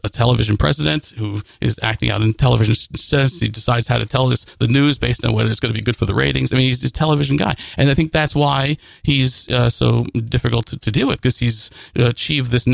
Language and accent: English; the middle of New Jersey, United States; In the middle of New Jersey